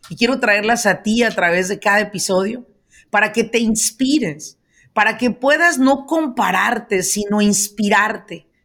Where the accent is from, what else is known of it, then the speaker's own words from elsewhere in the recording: El Salvador; moved away as an adult; now in Maryland, United States; Llegué en el 2008, soy